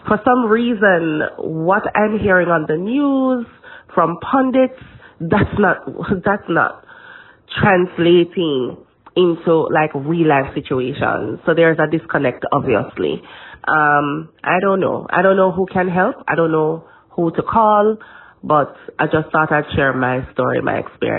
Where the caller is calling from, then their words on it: New York City, New York, United States; I'm calling from Brooklyn.